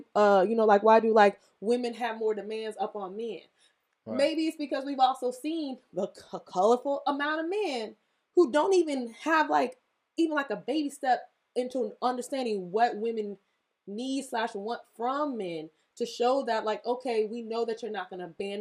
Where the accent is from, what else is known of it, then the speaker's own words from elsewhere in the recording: the South, United States; I was from the South